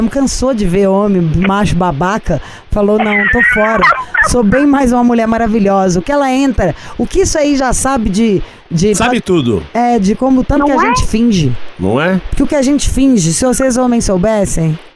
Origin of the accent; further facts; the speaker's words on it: São Paulo, Brazil; Você tá falando porque a gente é paulista, por causa do nosso meio.